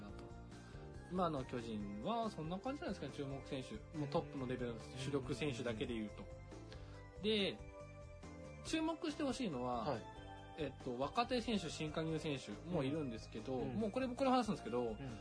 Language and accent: Japanese; Kofu, Yamanashi, Japan; 自分の出身が山梨県